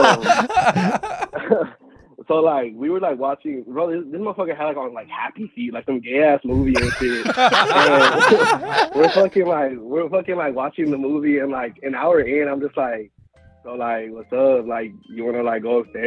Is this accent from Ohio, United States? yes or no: no; Houston, Texas, United States; I'm from Houston. So, like, Houston's so big